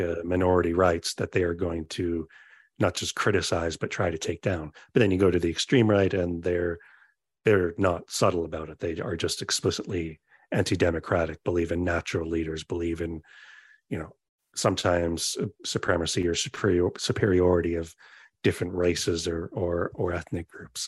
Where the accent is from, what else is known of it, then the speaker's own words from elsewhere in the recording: Canada; where I'm from Canada, so that's obviously the world where I am from